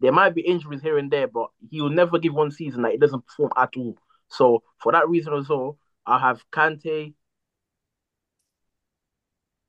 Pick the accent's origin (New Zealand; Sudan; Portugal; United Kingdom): Portugal; moved away; I grew up in Portugal.